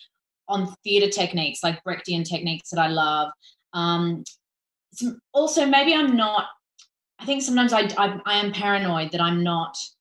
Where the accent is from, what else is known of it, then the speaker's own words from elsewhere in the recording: Hong Kong; moved away as an adult; also born or lived in Florida; When I was growing up in Hong Kong, I was always doing musicals as a kid